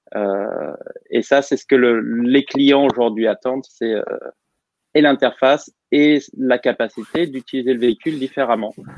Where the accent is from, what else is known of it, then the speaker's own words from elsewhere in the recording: Normandy, France; moved away as an adult; also born or lived in England; now in United States; je suis normand, donc bien normand.